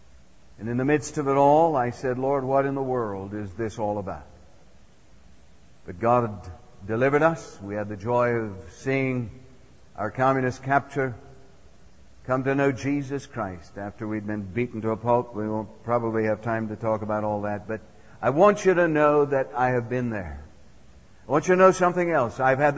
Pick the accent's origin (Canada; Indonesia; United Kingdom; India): India; Assam; But I was raised up in Assam, northeast area of India, some 800 miles northeast of Calcutta. And I had the privilege of being raised in the jungles up there.